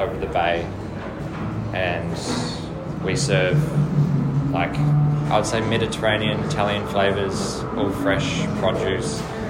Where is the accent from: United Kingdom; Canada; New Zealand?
New Zealand; Nelson; born or raised there; moved away; also born or lived in Christchurch, New Zealand